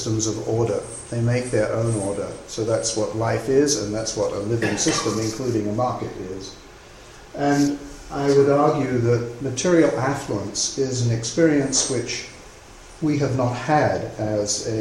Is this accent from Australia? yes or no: no; England, United Kingdom; moved away as an adult; also born or lived in United States; I grew up here in England